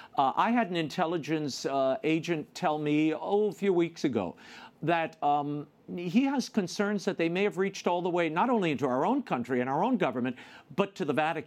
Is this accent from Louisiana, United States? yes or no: yes; New Orleans, Louisiana, United States; now in Washington, D.C., United States; my hometown, New Orleans, in Metairie, Louisiana